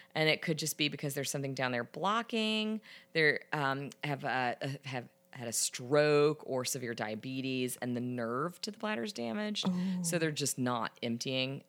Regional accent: the South, United States; I'm from the South.

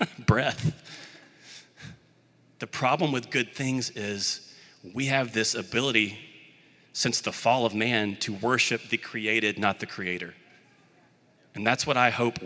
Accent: Birmingham, Alabama, United States; I grew up in the Birmingham, Alabama area, and I played Little League Baseball

